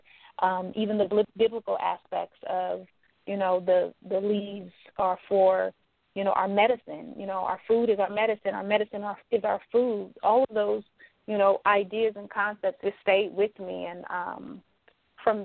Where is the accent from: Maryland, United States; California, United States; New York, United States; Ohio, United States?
California, United States; moved away as an adult; now in Atlanta, United States; I am from California, so I was living there at the time